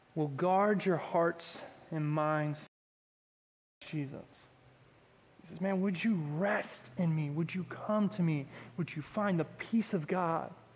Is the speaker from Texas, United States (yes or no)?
yes; Texas, United States; I'm from Texas.